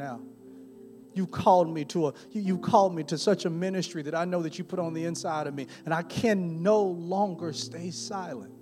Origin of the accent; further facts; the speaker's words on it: Newton, Mississippi, United States; I was born and raised in Newton, Mississippi, a little bit small town.